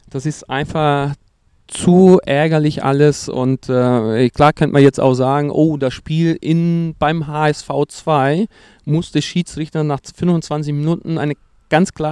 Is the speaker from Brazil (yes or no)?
yes; Brazil; German is a second language; für mich gerade als Brasilianer Tiki-Taka